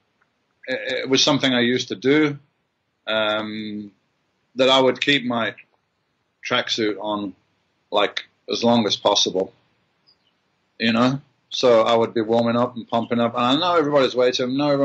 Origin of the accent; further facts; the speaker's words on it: Birmingham, West Midlands, United Kingdom; I'm this guy from Birmingham in England